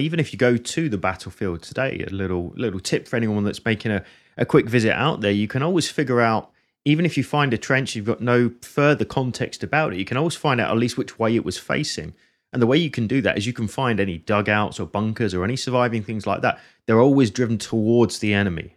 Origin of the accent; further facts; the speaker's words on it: Hertfordshire, East of England, United Kingdom; the same county that, that I'm from